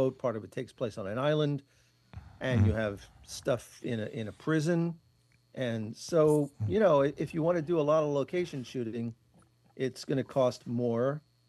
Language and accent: English; New York City, New York, United States; I am from Queens.